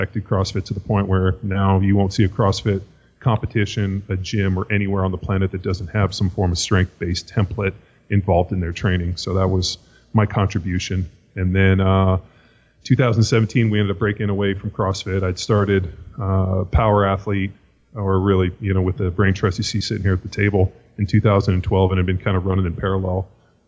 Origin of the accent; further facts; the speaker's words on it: Southern California, United States; I grew up in Southern California, youngest of three boys